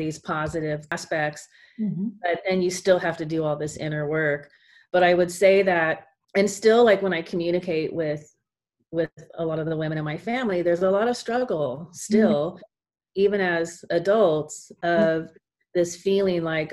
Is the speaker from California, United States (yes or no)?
yes; California, United States; I was born in California, and I have a part of the family that is, like, a surfers and into the surf culture. So we grew up with the beach